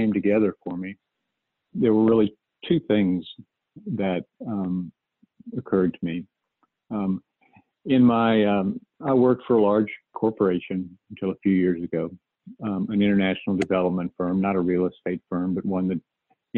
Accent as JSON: {"language": "English", "area": "outside of Dallas", "region": "Texas", "country": "United States", "tie": "born or raised there", "said": "I grew up outside of Dallas"}